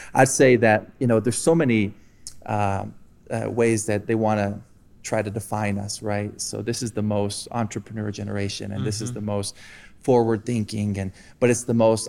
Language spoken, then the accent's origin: English; Colombia; also born or lived in Iowa, United States; So I was born in Iowa, got out of there as quick as I could. And I was raised actually here in Colombia. So for 20 years of my life, you know, mom and dad came down here and planted a church.